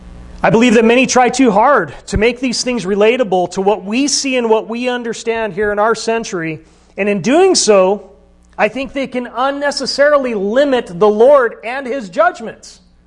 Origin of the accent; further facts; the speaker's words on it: Arizona, United States; I came from Arizona, and right now there's a big fire going on, you know, in northern Arizona.